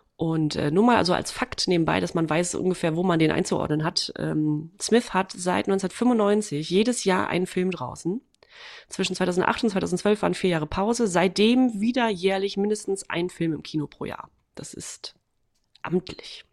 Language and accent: German; Waren, Mecklenburg-Vorpommern, Germany; moved away; meiner Heimatstadt. Äh, und da war gleichzeitig, das ist Waren-Müritz